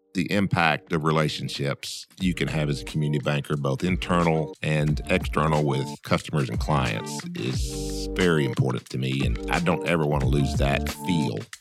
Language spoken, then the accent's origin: English; Camden, Arkansas, United States; I grew up in Camden, which was about twenty to twenty-five miles away.